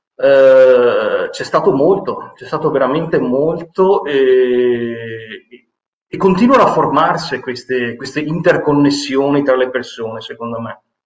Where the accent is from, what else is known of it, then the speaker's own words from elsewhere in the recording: Venice, Veneto, Italy; Io sono veneziano